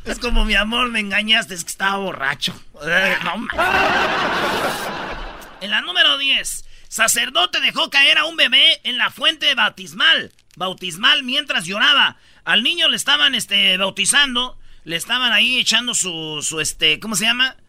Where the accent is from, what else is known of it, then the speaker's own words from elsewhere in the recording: Michoacán, Mexico; Yo soy de Michoacán